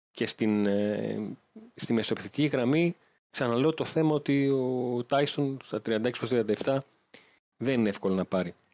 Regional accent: Greece; Του λέω: Γεια σα, είμαι δημοσιογράφο από Ελλάδα.

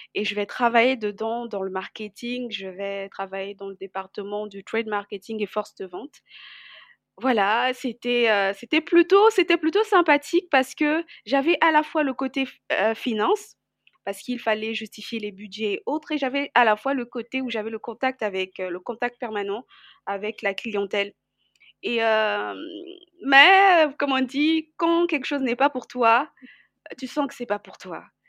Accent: Brazzaville, Republic of the Congo; also born or lived in Kinshasa / Pointe-Noire; Je suis née à Kinshasa et ensuite euh, j'ai grandi à Brazzaville

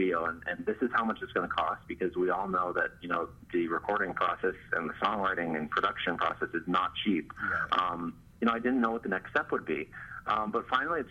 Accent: the Poconos, Pennsylvania, United States; moved away as an adult; also born or lived in Pittsburgh, Pennsylvania; now in Los Angeles, United States; I'm from the Poconos. But after I graduated high school, I went out to Pittsburgh

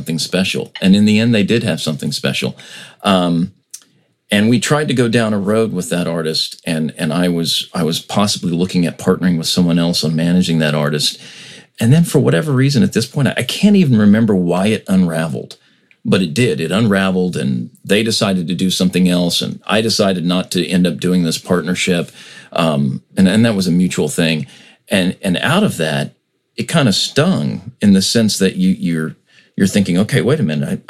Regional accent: United States; we in America

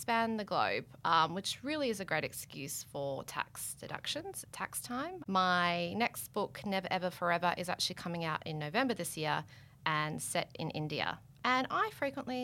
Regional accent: Australia; We're two Australian authors

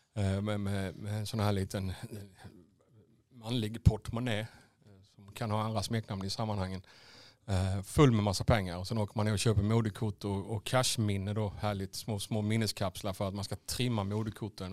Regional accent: Vekrum, Blekinge, Sweden; also born or lived in Karlskrona / Asarum / Svängsta; Vekrum, då började de första minnena dyka upp

